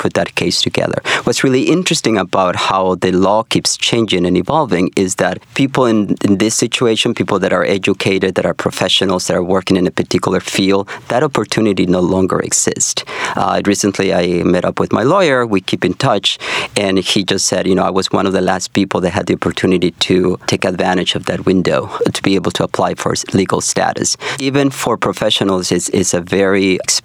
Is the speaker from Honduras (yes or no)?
yes; Honduras; now in Chicago, United States; originally from Honduras, I'm literally one of those people that came to America looking for that new hope